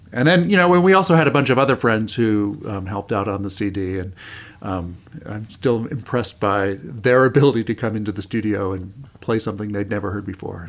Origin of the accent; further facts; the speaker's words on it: Indiana, United States; I grew up in Indiana